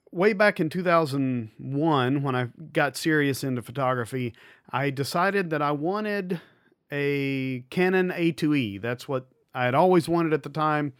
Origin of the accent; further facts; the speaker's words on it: United States; I'm an American to the core